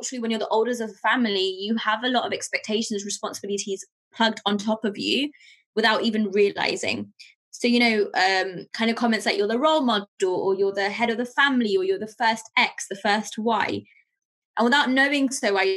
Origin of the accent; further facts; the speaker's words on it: England, United Kingdom; also born or lived in Pakistan; So I moved from Pakistan to England with my family when I was around turning five